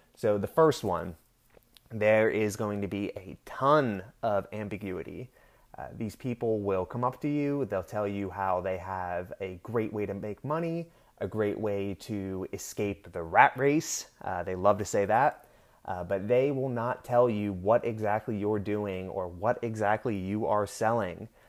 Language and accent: English; Pennsylvania, United States; now in Florida, United States; I'm originally from Pennsylvania